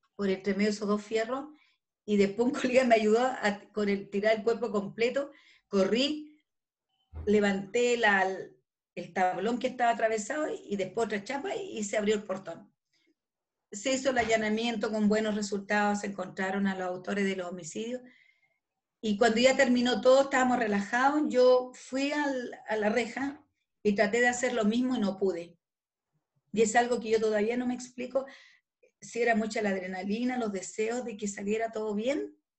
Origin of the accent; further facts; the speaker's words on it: Calama, Antofagasta, Chile; also born or lived in Santiago; yo soy nortina, yo nací en Calama